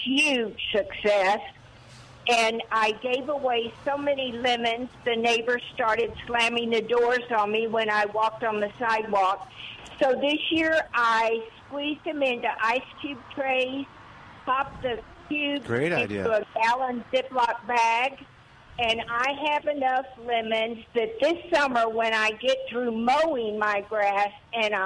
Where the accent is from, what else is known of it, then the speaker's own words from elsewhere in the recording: Rio Grande Valley, Texas, United States; moved away; I grew up in the Rio Grande Valley where mesquite is everywhere, and it kind of reminds me of home